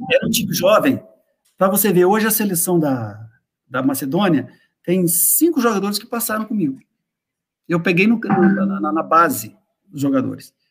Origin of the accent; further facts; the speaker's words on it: Brazil; nós, que somos brasileiros